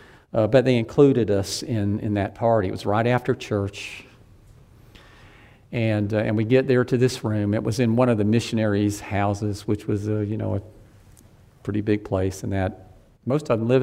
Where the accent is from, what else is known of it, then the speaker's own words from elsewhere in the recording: Deep South, United States; I grew up in the Deep South.